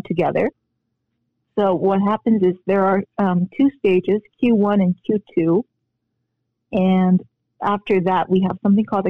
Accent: Philippines; born or raised there; moved away; also born or lived in Korea

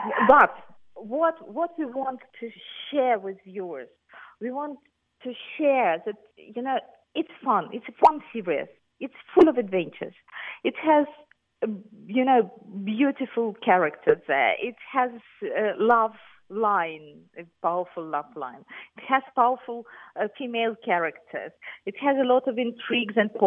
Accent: Ukraine; I'm from Ukraine

